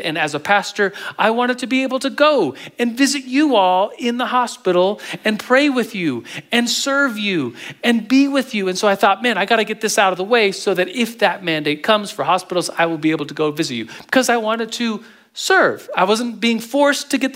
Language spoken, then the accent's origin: English; United States; as a Christian, as an American